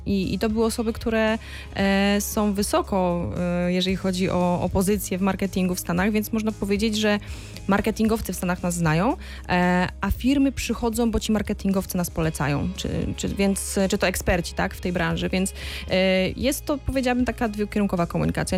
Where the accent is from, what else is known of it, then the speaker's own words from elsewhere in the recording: Wrocław, Lower Silesian Voivodeship, Poland; also born or lived in France; ja jakiś czas temu studiowałam we Francji i kiedy mówiłam, że jestem z Wrocławia